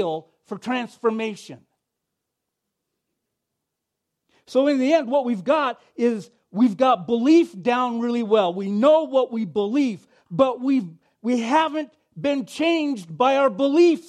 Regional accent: Oregon, United States; moved away; I grew up on the West Coast in Oregon

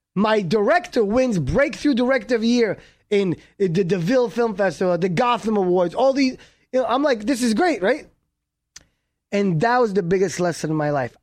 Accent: New York, United States; also born or lived in Israel / Miami; I was born in Israel. Uh, in age nine, I moved to, uh, New York to Brooklyn

